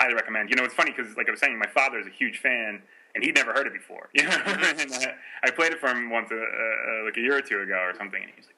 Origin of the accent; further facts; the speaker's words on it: Boston, Massachusetts, United States; my hometown